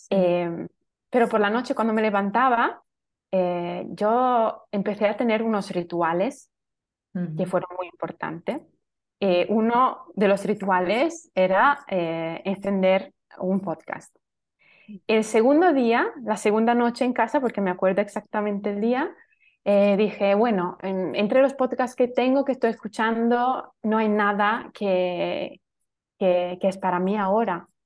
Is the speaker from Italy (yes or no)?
yes; Italy; Spanish is a second language; soy italiana.